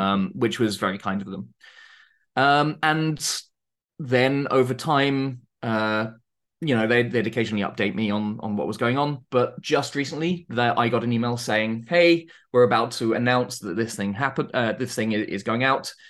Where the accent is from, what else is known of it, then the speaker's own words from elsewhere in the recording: Surrey, South East England, United Kingdom; I'm from the U K. I grew up in Surrey, which isn't, isn't Norfolk.